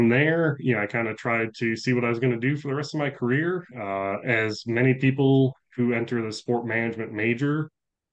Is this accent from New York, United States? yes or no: yes; Buffalo, New York, United States; moved away as an adult; I grew up in Buffalo, New York